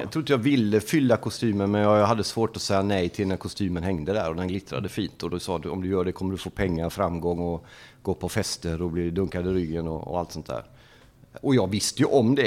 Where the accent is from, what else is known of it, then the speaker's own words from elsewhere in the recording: Gothenburg, Västra Götaland, Sweden; moved away as an adult; now in Norrköping, Sweden; uppväxt i Angered, Lövgärdet, i en förort i Göteborg. Flyttade in till stan när jag var 12